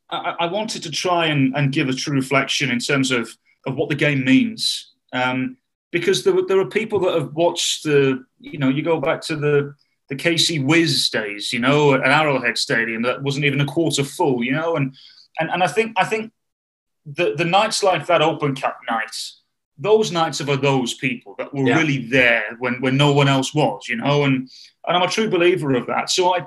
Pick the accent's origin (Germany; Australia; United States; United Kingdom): United Kingdom; And I don't even think it was because I'm British. And also, by the way, David, just because we're British